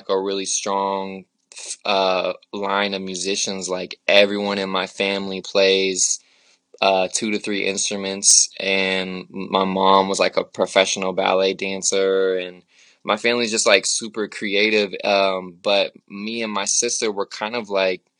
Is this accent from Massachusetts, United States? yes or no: no; Portland, Oregon, United States; moved away as an adult; now in Oakland, United States; born and raised in Portland